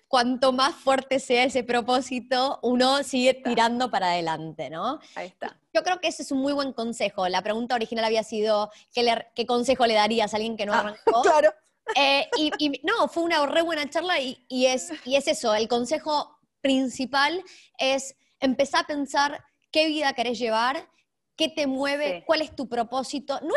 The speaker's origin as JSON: {"language": "Spanish", "country": "Argentina", "moved": "yes", "said": "hace 25 años, no es que me fui ayer de la Argentina. Exactamente, ah. exactamente. Yo hablo todos los días en castellano en mi casa."}